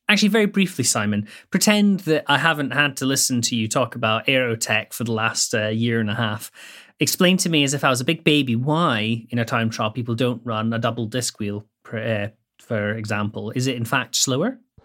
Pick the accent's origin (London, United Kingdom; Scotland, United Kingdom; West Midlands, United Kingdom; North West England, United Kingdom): Scotland, United Kingdom; I grew up in Bonnie, Scotland